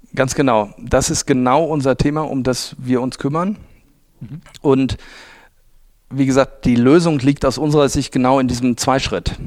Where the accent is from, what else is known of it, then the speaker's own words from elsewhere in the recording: Oberwinter, Rhineland-Palatinate, Germany; moved away as an adult; also born or lived in Düsseldorf / Munich / Cologne; now in Essen, Germany; bin ich aufgewachsen in Oberwinter. Das ist äh, ein bisschen südlich von Bonn, in Bonn zur Schule gegangen. Also ich bin wirklich waschechter Rheinländer